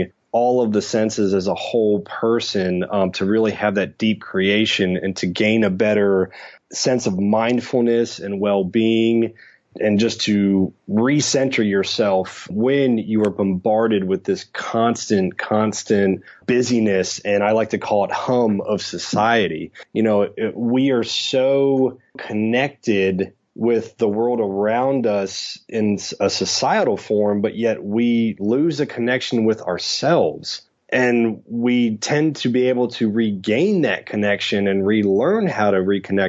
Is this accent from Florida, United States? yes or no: yes; Tampa, Florida, United States; I grew up in Tampa, Florida.